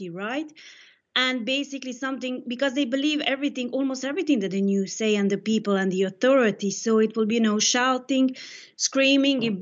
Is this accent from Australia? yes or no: no; Serbia; now in Madrid, Spain; I'm from Serbia